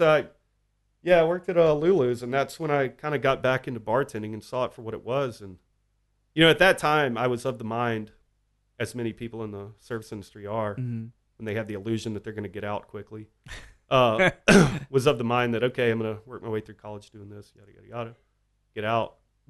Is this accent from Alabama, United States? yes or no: yes; Fairhope, Alabama, United States; now in Austin, United States; he's from my hometown of Fairhope, Alabama.